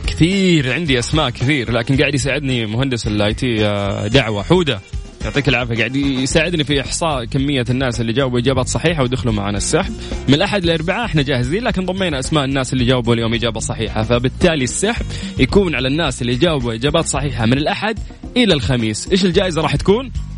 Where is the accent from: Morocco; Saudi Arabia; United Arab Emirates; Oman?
Saudi Arabia; انا كشاب سعودي